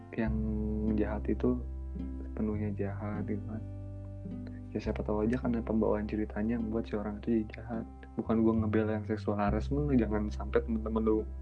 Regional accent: West Java, Indonesia; gue orang Sunda

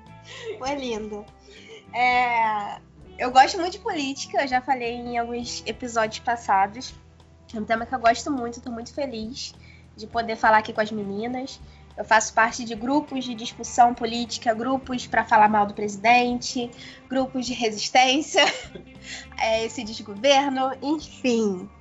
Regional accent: Itaguaí, Rio de Janeiro, Brazil; eu não sou da cidade do Rio, né? Eu sou de uma cidade menor, que é Itaguaí. E lá eu sempre acompanhei muito política

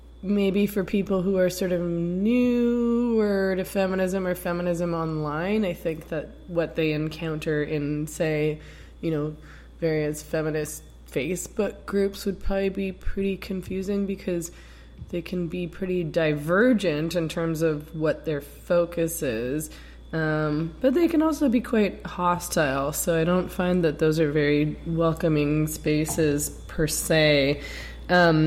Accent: Canada; I'm Canadian

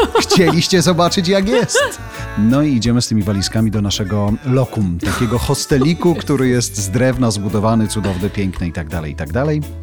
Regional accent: Poland; wszyscy my z Polski

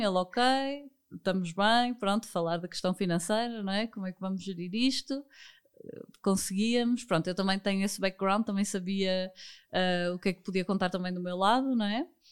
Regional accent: Porto, Norte, Portugal; sou do Porto

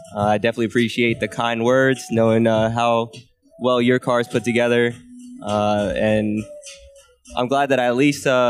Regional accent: Northern Virginia, United States; moved away as an adult; now in Arizona, United States; I'm originally from the East Coast. Uh, I grew up in Northern Virginia

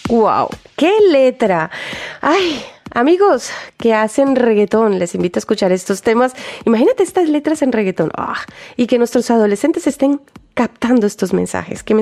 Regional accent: Spain; Sí, sí, sí, soy española.

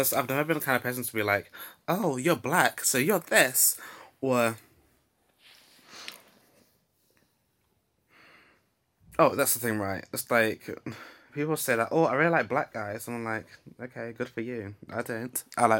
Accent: Nottingham, East Midlands, United Kingdom; oh, so you're from Nottingham. Oh, so you know about these kind of things then?

